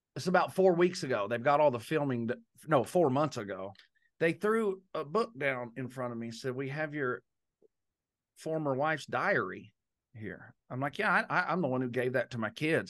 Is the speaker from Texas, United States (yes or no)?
yes; Texas, United States; moved away; being raised in Texas